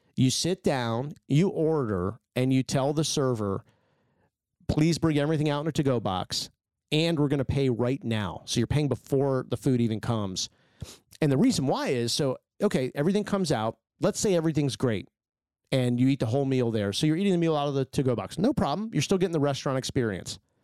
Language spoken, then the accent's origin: English; United States; I grew up in Washington